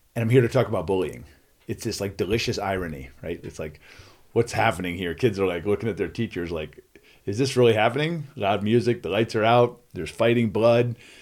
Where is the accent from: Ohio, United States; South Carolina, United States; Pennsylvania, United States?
Pennsylvania, United States; Philadelphia; I grew up in Philadelphia